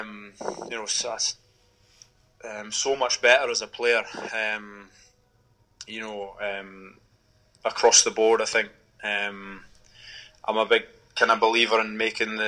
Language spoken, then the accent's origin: English; the Borders, Scotland, United Kingdom; growing up in the Borders, I played a lot of sevens down there